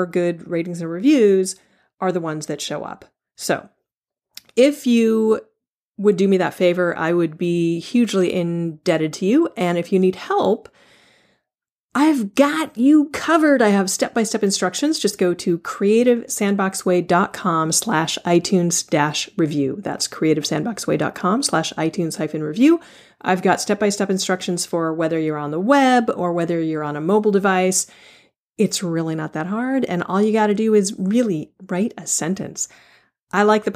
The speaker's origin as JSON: {"language": "English", "town": "Palo Alto", "region": "California", "country": "United States", "tie": "born or raised there", "said": "growing up in Palo Alto"}